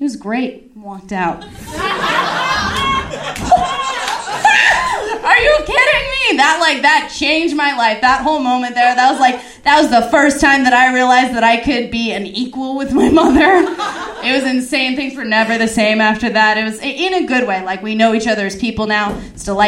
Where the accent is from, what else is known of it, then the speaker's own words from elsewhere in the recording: Simi Valley, California, United States; my hometown